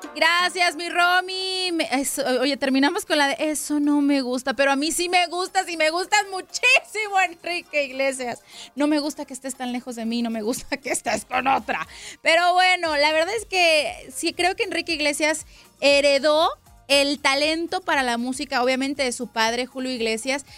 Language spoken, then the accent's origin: Spanish; Guadalajara, Jalisco, Mexico; Guanatos, ¿no? En mi tierra